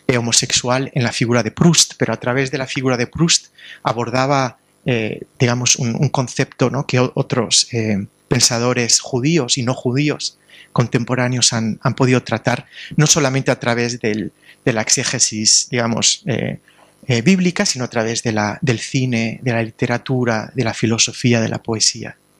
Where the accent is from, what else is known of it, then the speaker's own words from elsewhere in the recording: Alicante, Valencian Community, Spain; en Alicante, de donde vengo yo